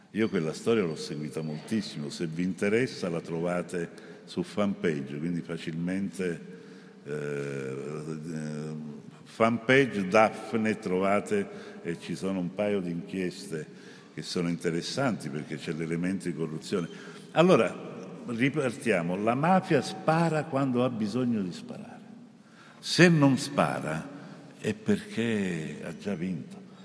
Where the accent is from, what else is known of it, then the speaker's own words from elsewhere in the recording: Naples, Campania, Italy; io penso ovviamente alla mia terra, a Napoli